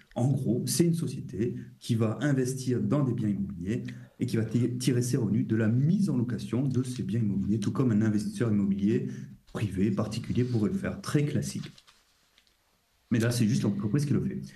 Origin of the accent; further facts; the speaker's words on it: France; nous en tant que Français